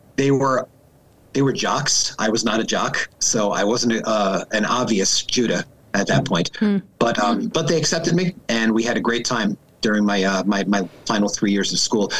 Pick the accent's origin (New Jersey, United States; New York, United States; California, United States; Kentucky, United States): New York, United States; Long Island; moved away; I am originally from Long Island, New York